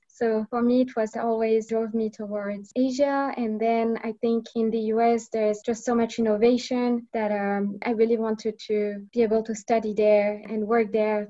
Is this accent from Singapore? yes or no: no; France; English is a second language; moved away as an adult; also born or lived in United Kingdom / United States / Japan; So I'm originally from France, but I also studied in the UK, in London, and in Boston as well at MIT.